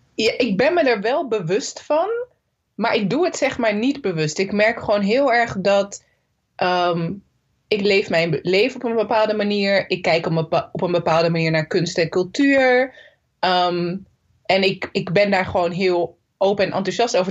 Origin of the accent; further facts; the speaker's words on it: Zoetermeer, South Holland, Netherlands; also born or lived in Nijmegen; ik ben gewoon geboren en getogen in Soetermeer